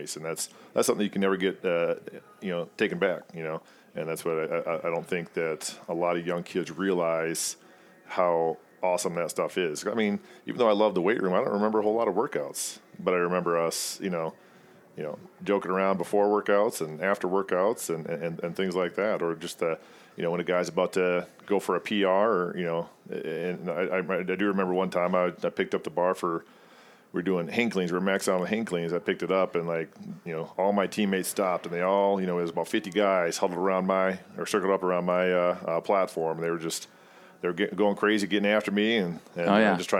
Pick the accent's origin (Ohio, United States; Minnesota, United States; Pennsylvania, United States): Minnesota, United States; Waseca; I grew up in Waseca, Minnesota